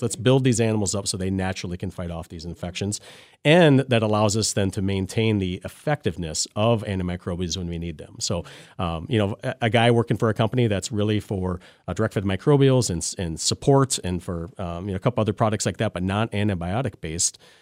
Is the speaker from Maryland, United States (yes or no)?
no; Lancaster, Wisconsin, United States; I grew up in Lancaster, Wisconsin, down in southwestern corner. So I'm um, born and bred there